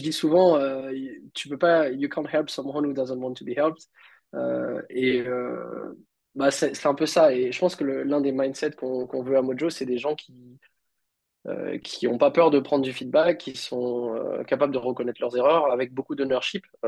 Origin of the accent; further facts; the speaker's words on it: Réunion; j'ai grandi à La Réunion